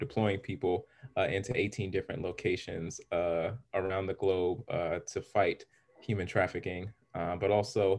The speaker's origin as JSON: {"language": "English", "town": "Los Angeles", "region": "California", "country": "United States", "tie": "born or raised there", "said": "I was raised, I'm originally from Los Angeles, California, and I was around so many different people coming up"}